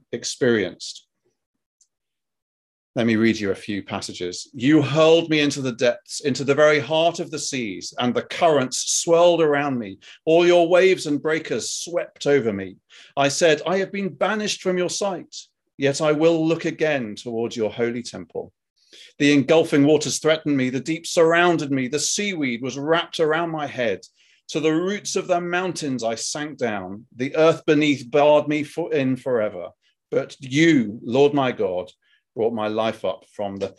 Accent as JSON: {"language": "English", "country": "United Kingdom", "accent": "British", "said": "my British accent's really kind of come to the fore at this point"}